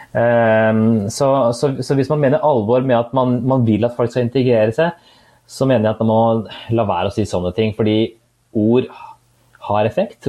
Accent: Norway; jeg er jo født og oppvokst her i Norge

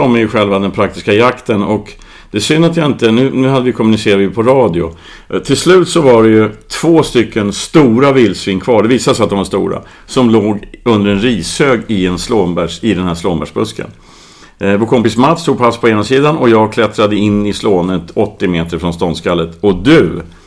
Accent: Värmland, Sweden; moved away; när jag var barn i Värmland

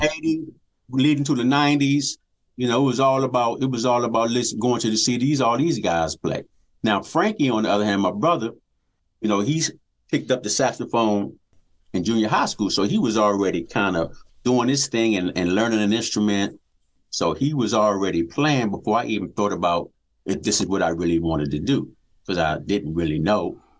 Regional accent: Washington, District of Columbia, United States; Born and raised in Washington, D.C.

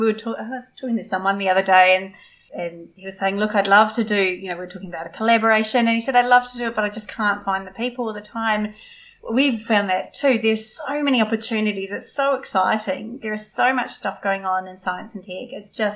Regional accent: Kangaroo Island, South Australia, Australia; We're both country kids. I grew up on Kangaroo. I don't sound it, but I grew up on Kangaroo Island.

